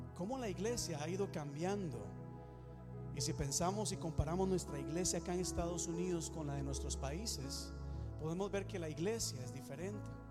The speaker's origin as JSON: {"language": "Spanish", "country": "Costa Rica", "said": "Yo soy de Costa Rica"}